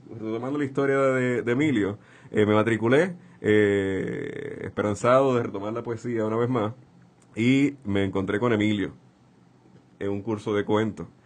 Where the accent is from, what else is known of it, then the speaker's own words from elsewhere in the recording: Santurce, Puerto Rico; Nací en el Hospital Pavía el 29 de marzo de 1981. Eh, me crié en el barrio Caimito.